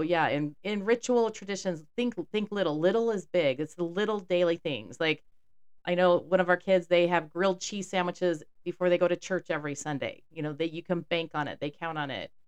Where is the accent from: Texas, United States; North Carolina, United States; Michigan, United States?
Texas, United States; Houston; growing up in Texas